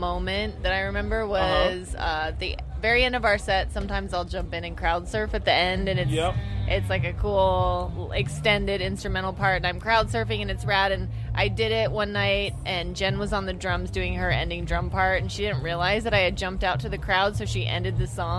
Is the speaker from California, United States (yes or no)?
yes; Northern California, United States; I'm from Northern California